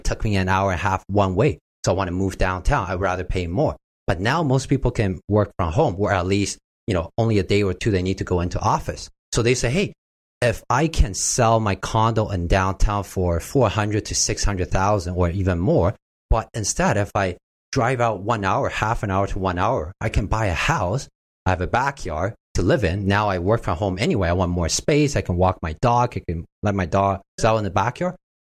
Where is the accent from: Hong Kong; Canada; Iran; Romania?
Canada; Vancouver, British Columbia; now in Toronto, Canada; I came from Vancouver, right?